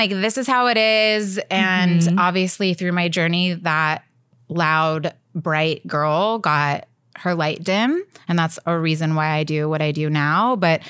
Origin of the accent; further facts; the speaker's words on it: Nashville, Tennessee, United States; also born or lived in St. Louis / Arizona; I was born in St. Louis, and then my family moved to Arizona, and then they moved to Nashville. So I'm kind of from all over